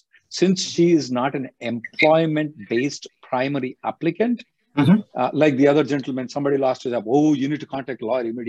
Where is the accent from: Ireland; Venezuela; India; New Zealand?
India; now in United States; I'm a lawyer from India